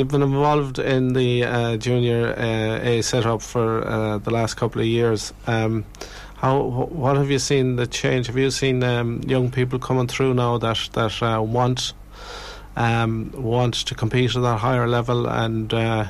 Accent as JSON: {"language": "English", "area": "Galway", "region": "Connacht", "country": "Ireland", "said": "I suppose we're from Galway"}